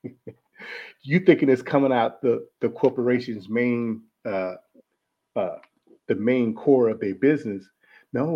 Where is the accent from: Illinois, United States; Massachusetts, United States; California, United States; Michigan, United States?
Michigan, United States; Detroit; moved away as an adult; I was born and raised in Detroit, Michigan. I left Detroit, Michigan at around about 18 years old